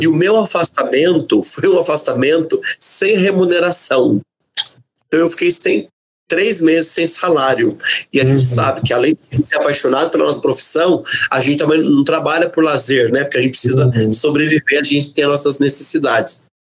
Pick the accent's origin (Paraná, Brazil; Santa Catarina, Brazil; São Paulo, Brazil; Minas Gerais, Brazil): São Paulo, Brazil; Caçapava; sou de Caçapava